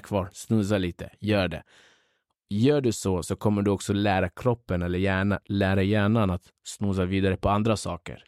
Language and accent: Swedish; Upplands-Bro, Stockholm County, Sweden; also born or lived in Kurdistan, northern Iraq; uppvuxen i Upplandsbro. Eh, men eh, vi börjar tillbaka. Jag föddes i Kurdistan, norra Irak. Flyttade hit eh, när jag var nio år